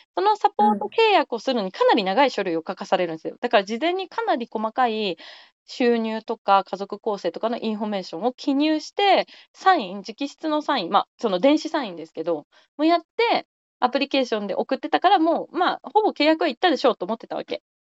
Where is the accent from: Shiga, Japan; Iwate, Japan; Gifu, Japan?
Gifu, Japan; rural Gifu Prefecture, Japan; 私、岐阜県の田舎の出身